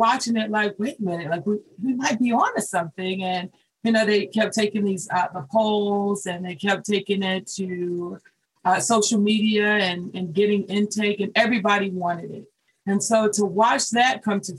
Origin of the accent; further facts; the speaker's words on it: Charlotte, North Carolina, United States; I'm born and raised in Charlotte